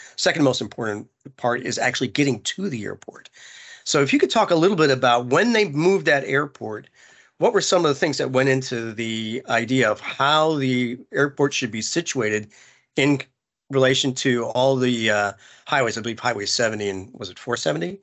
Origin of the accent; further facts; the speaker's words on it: Indianapolis, Indiana, United States; also born or lived in Plainfield, Indiana; I'm a fellow Hoosier.